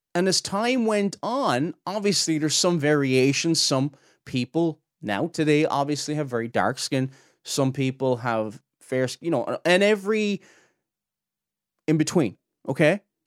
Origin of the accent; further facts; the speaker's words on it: near Cork City, Munster, Ireland; I'm not from Cork City, but I'm from near Cork City, from the south of Ireland.